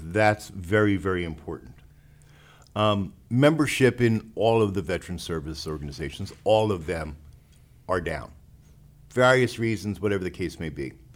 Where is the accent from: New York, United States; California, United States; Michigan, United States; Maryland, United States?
New York, United States; now in Texas, United States; I'm not a native Texan. I'm from New York